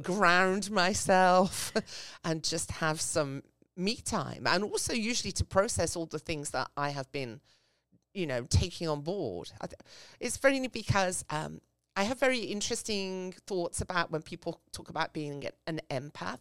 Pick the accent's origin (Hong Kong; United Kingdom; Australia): United Kingdom; England; now in United States; I grew up in England. So, um, as you can hear from my voice